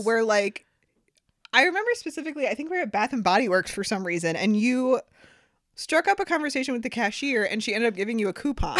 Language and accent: English; Sandusky, Ohio, United States; I'm from Sandusky